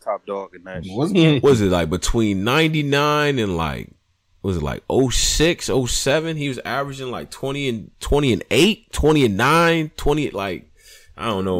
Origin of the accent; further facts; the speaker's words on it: Rochester, New York, United States; I'm from Rochester, New York, man. Shout out to Rochester.